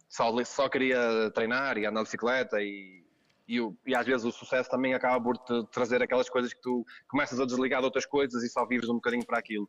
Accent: Gondomar, Porto District, Portugal; E havia aqui, na minha terra, em Ramalde, em Gondomar, no centro de Gondomar

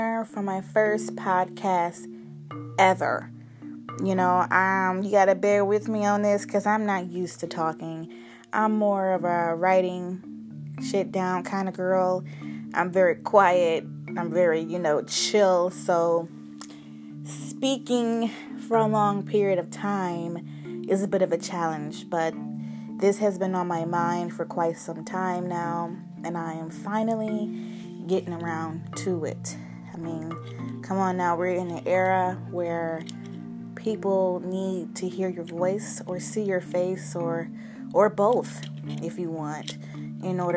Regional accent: Cleveland, Ohio, United States; moved away as an adult; now in Los Angeles, United States; I am from Cleveland, Ohio. I am 24 years old, and my whole purpose to come out here to Los Angeles was to pursue my dream in writing.

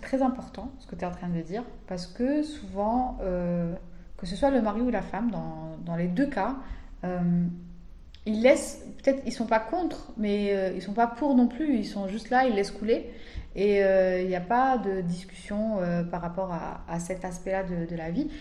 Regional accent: Algeria; quand on est algérien, on vit ici, on grandit ici, on étudie ici

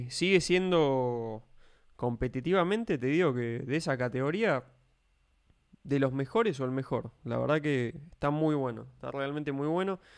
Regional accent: Spain; Yo soy español.

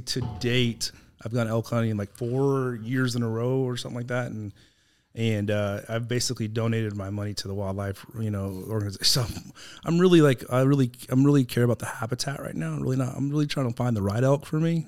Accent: Texas, United States; also born or lived in California; we moved to Texas when I was nine from California

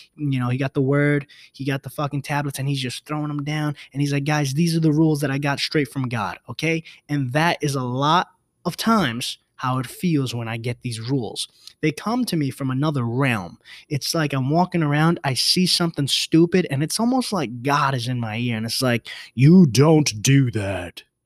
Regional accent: New York City, New York, United States; I'm a New Yorker

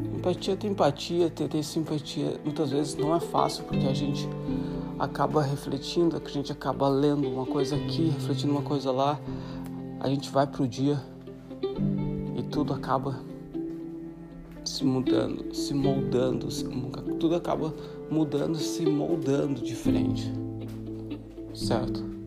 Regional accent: Santa Catarina, Brazil; moved away as an adult; sou brasileiro de Santa Catarina. A quase sete anos fora do Brasil

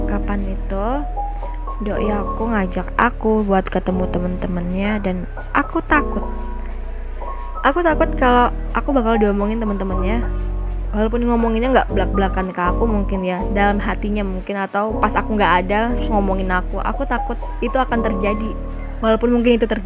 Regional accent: Java, Indonesia; Terus kalau kita ngelewatin tetangga, otomatis kita harus menyapa dong sebagai orang Jawa yang baik.

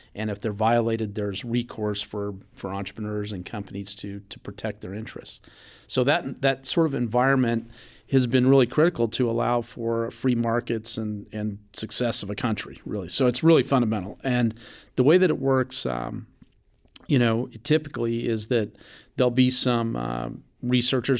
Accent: Reno, Nevada, United States; I was born in Reno, Nevada

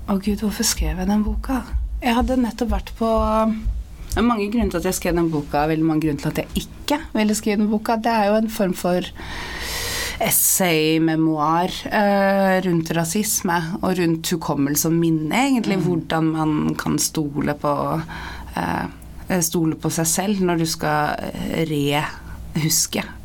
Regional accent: Sandefjord, Vestfold, Norway; also born or lived in Bodø; Jeg er også oppvokst i Sandefjord, og, og der kan det jo være

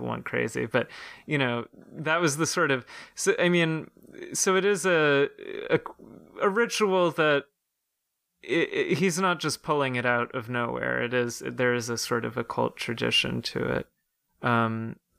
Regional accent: Ireland; as an Irish citizen myself

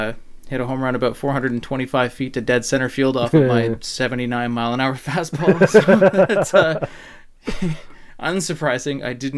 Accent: Newcastle, Ontario, Canada; I'm 8 years older than you. Started about 8 years before yours did. So I grew up in a small town called Newcastle, Ontario, in Canada. It's about an hour east of Toronto.

